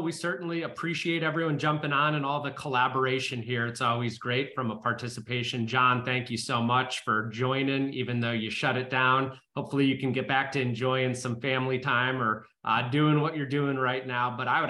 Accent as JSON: {"language": "English", "region": "Ohio", "country": "United States", "said": "he found out I was from Ohio."}